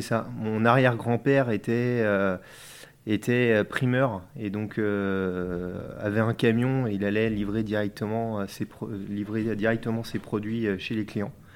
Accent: France; also born or lived in Mauges, Maine-et-Loire / Nantes; je suis originaire euh, des Deux-Sèvres plutôt, et puis aussi euh, des Mauges.

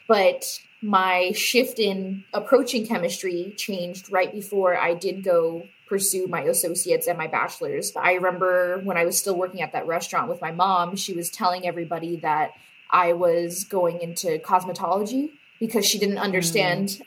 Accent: Bakersfield, California, United States; my hometown

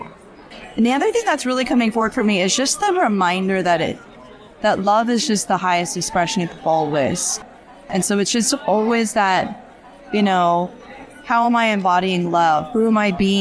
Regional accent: Washington, District of Columbia, United States; I'm from Washington, D.C.

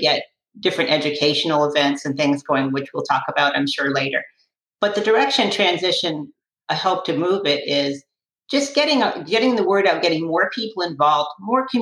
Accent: Western Massachusetts, United States; now in Sarasota, United States; I grew up in Western Massachusetts

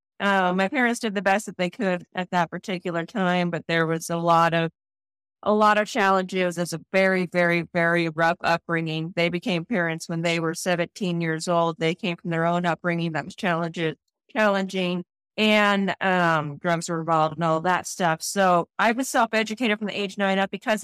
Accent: Boise, Idaho, United States; I'm from Boise, Idaho. So born and raised in Boise, Idaho.

